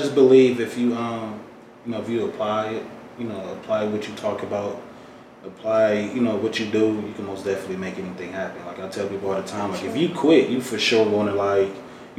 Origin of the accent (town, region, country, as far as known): Detroit, Michigan, United States; born or raised there